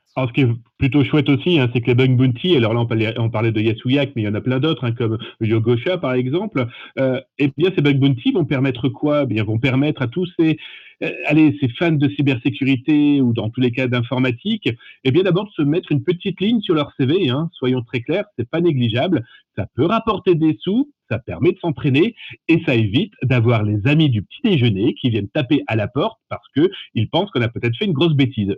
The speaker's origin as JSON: {"language": "French", "country": "France", "said": "chez nous, en France, on a vraiment cette fibre aussi humaine"}